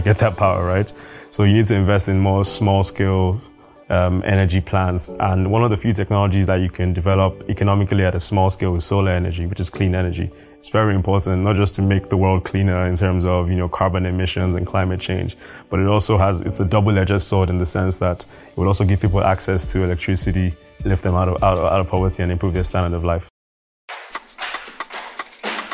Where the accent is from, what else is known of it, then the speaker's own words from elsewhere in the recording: Nigeria; I grew up in Nigeria